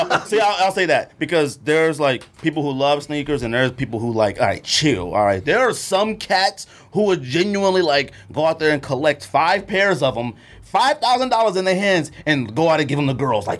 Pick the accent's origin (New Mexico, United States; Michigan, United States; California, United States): California, United States; now in Arizona, United States; I'm from California. Originally.